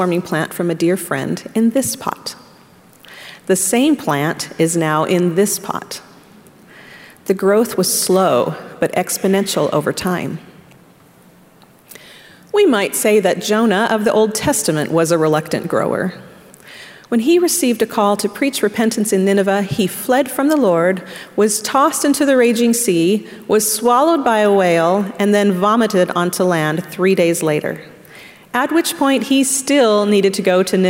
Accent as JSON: {"language": "English", "town": "Orem", "region": "Utah", "country": "United States", "tie": "born or raised there", "also_born_or_lived": "Arkansas", "moved": "as an adult", "said": "I grew up in Orem, Utah, and immediately went to college in Arkansas"}